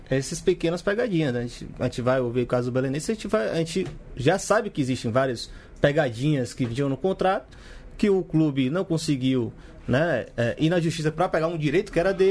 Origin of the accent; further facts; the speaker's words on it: Brazil; curiosa para nós que somos brasileiros e não temos ainda esse formato né, de clube empresa, como em Portugal já existe há um bom tempo.